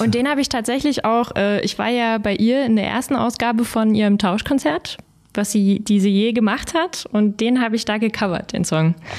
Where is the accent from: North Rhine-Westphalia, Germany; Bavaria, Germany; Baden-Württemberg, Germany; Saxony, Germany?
Saxony, Germany; Kirschau; also born or lived in Görlitz; Aus Kirschau